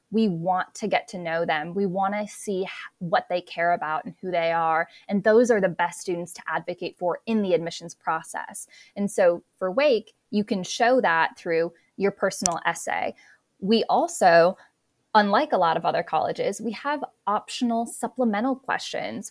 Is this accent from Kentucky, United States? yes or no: no; South Dakota, United States; moved away as an adult; also born or lived in North Carolina; I attended a small liberal arts private college undergrad in my hometown of South Dakota